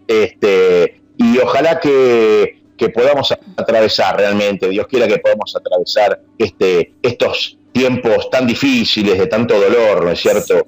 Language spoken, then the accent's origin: Spanish; Argentina; nos caracteriza como argentinos